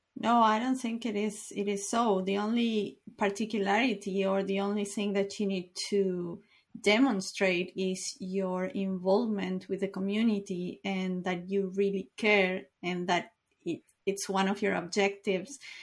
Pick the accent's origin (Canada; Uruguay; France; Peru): Uruguay; I am from Uruguay